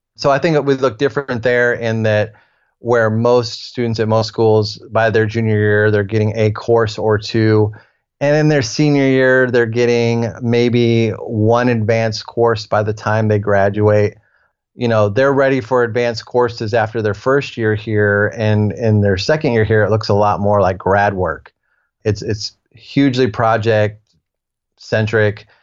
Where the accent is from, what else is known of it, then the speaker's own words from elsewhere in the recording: Ohio, United States; moved away; also born or lived in Nashville; I'm from Ohio originally